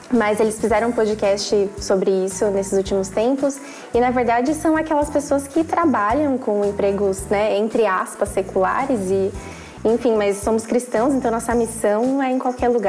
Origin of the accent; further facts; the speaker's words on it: São Paulo, Brazil; moved away as an adult; now in Porto, Portugal; atualmente eu moro em São, em São Paulo, não, vim de São Paulo, mas atualmente eu moro na cidade do Porto, aqui em Portugal. Me mudei no ano passado para cá.